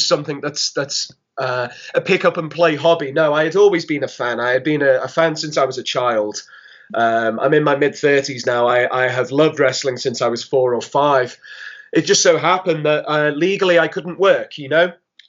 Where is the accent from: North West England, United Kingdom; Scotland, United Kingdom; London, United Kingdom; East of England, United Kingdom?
North West England, United Kingdom; Liverpool; moved away as an adult; now in Indiana, United States; I was pinging back and forth between Liverpool in England and Indiana